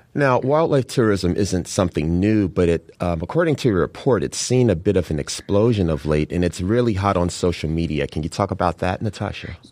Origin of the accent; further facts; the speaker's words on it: Chicago, Illinois, United States; having been born and raised in Chicago